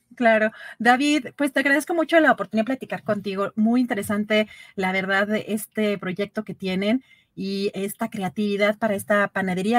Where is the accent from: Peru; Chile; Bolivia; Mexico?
Mexico